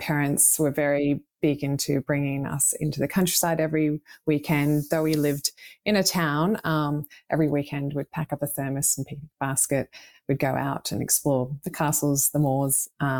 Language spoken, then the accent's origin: English; Australia; also born or lived in United Kingdom; Yes. So I grew up both in Australia and the UK. So my father's British.